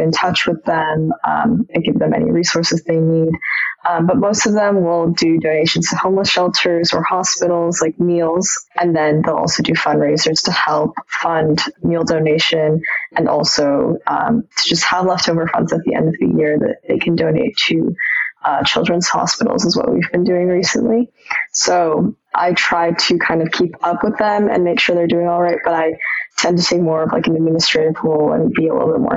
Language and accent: English; Seattle, Washington, United States; I'm from Seattle